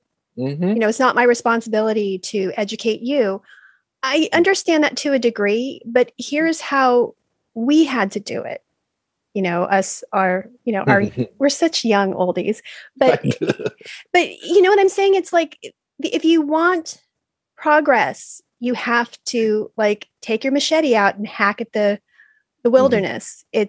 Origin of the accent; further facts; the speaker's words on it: Valencia, California, United States; I was at CalArts during that time and I came from Valencia. Like it was just so beige